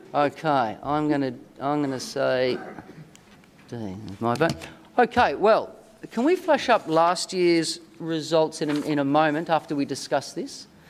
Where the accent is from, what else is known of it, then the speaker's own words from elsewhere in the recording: Australia; now in Washington, United States; From my accent, I'm not from the Commonwealth of Virginia, but from the Commonwealth, specifically the Commonwealth of Australia.